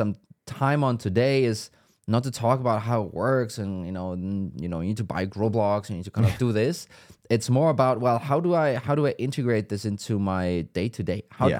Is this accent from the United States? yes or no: no; Germany; I mean, I'm from Germany.